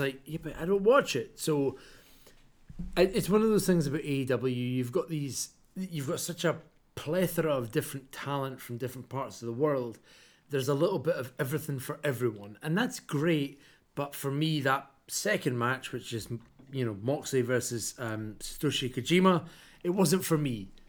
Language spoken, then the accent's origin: English; Scotland, United Kingdom; I'm from Scotland